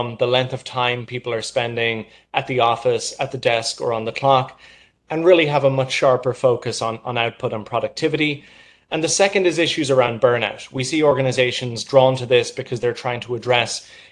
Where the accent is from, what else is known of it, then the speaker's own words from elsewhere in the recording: Ireland; moved away as an adult; now in New York, United States; I'm from Ireland. I moved to New York in September of last year